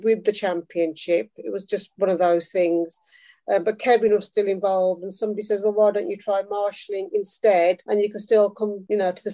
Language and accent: English; Midlands, United Kingdom; accent: Midlands; moved away as an adult; also born or lived in London; now in Northampton, United Kingdom; I'm originally from the Midlands. You can probably tell from my accent.